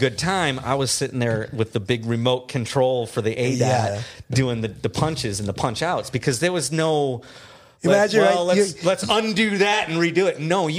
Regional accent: Midwest, United States; accent: Midwestern; Did my Midwestern accent come out?

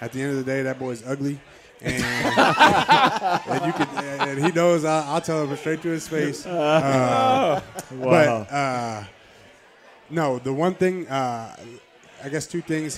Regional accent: Canada; I'm Canadian

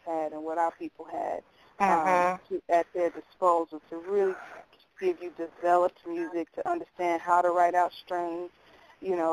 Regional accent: Chicago, Illinois, United States; we're from Chicago, Tanya

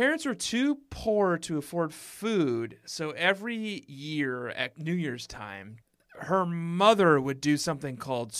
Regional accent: Minnesota, United States; I say soy sauce funny because I'm from Minnesota.

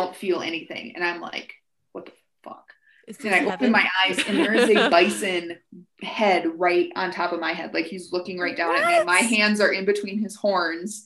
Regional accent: Lake Michigan, Midwest, United States; moved away; I grew up right on Lake Michigan

